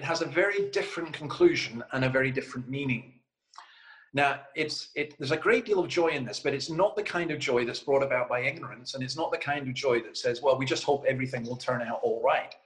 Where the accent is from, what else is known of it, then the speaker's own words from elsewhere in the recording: Scotland, United Kingdom; As a Scotsman